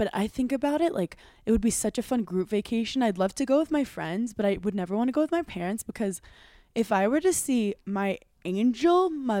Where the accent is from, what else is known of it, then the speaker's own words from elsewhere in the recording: New York City, New York, United States; growing up in Brooklyn.